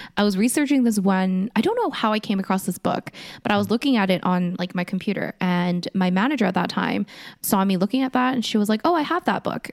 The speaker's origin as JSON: {"language": "English", "country": "South Korea", "tie": "born or raised there", "moved": "yes", "said": "I was born in Korea"}